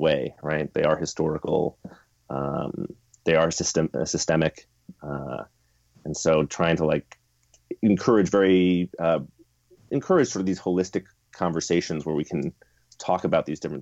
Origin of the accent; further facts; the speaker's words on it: Chapel Hill, North Carolina, United States; I grew up in Chapel Hill, Durham area